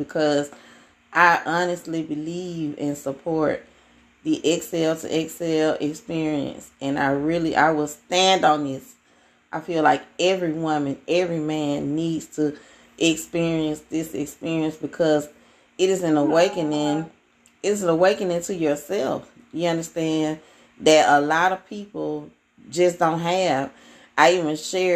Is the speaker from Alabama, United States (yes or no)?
yes; Alabama, United States; accent: country; I'm from Alabama